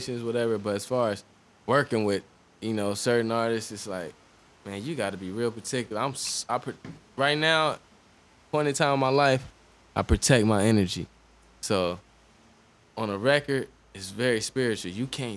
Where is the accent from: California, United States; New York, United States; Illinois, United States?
California, United States; Los Angeles; also born or lived in Orange, New Jersey / Michigan; I lived out here in elementary school